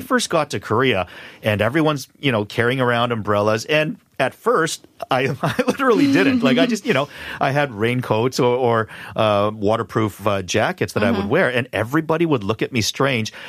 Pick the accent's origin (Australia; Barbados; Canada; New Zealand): Canada; Vancouver, British Columbia; I grew up in Vancouver